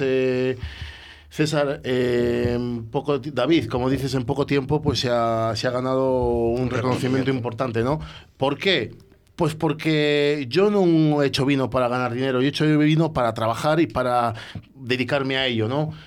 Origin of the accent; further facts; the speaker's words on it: Roa, Castile and León, Spain; also born or lived in Bordeaux; yo soy de Roa